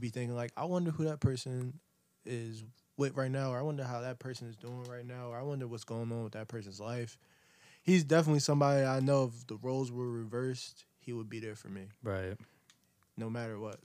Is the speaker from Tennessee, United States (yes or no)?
no; Camden, New Jersey, United States; I'm from Camden, New Jersey.